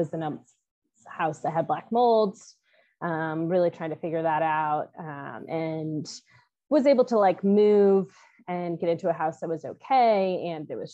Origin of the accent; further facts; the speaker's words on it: Midwest, United States; moved away as an adult; also born or lived in North Carolina; I'm originally from the Midwest